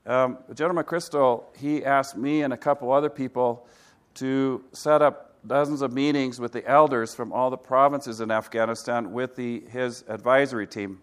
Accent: Kilimanjaro, Tanzania; also born or lived in Africa; And I grew up in Africa for 15 years, and my father started a hospital on the slopes of Kilimanjaro.

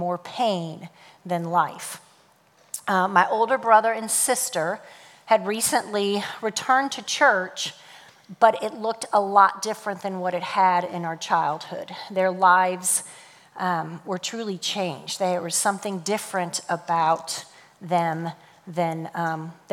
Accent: St. Louis, Missouri, United States; I was born and raised in St. Louis, Missouri

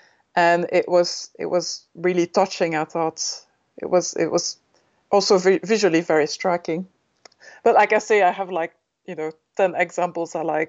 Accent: Belgium; also born or lived in Germany; Yes, I'm Belgian. I was born in Germany, but I'm technically Belgian, yes.

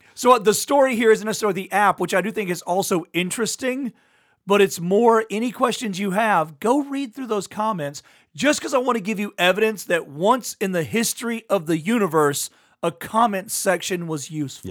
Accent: Louisiana, United States; I'm from Louisiana

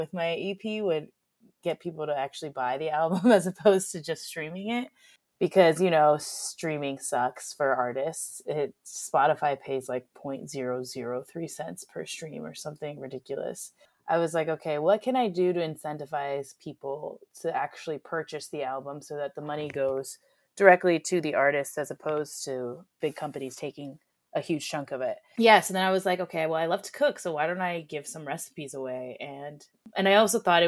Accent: Indianapolis, Indiana, United States; moved away as an adult; also born or lived in Japan; now in Chicago, United States; I grew up in Indianapolis.

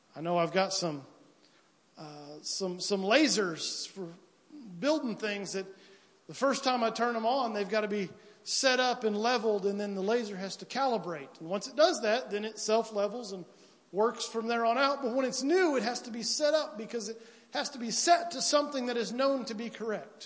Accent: United States; where I'm from roughly from Piedmont to Williamsville

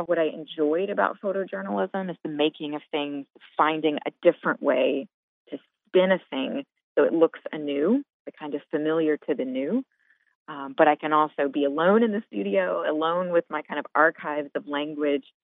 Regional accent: Montgomery, Alabama, United States; moved away as an adult; also born or lived in Tuscaloosa, Alabama; now in Chicago, United States; I'm originally from Montgomery, Alabama

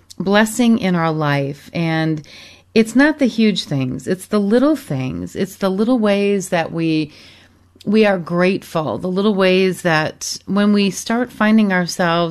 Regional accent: Michigan, United States; moved away; also born or lived in Arizona / Europe; I grew up in Michigan and many, many years ago moved to Arizona, spent time in Europe

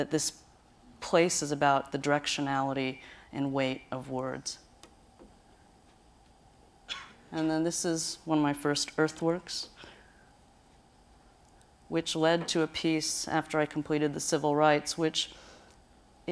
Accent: Ohio, United States; Where I grew up in Ohio, the hillscape is very, very rolling

